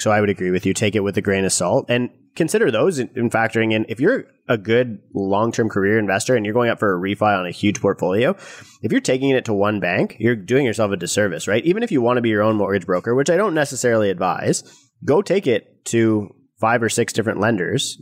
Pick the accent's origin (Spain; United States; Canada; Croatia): Canada; us as Canadian real estate investors